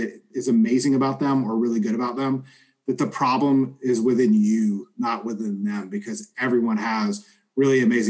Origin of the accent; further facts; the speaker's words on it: Southern, United States; accent: Southern; my Southern accent